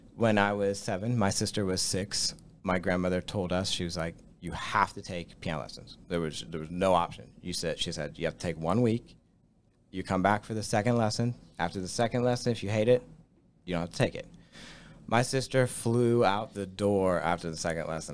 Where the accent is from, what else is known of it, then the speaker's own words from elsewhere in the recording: Latrobe, Pennsylvania, United States; I grew up in Latrobe. Like, I lived here my whole